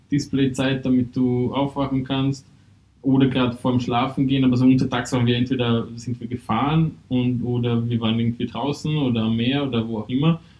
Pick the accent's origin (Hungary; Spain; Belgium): Hungary; also ich komme halt ursprünglich aus Ungarn